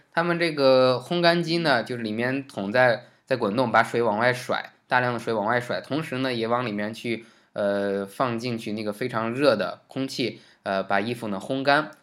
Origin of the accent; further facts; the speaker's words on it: China; 作为一个中国人